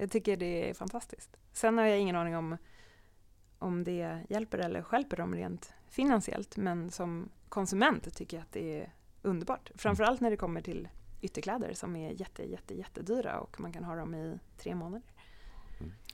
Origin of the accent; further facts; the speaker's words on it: Sweden; som svensk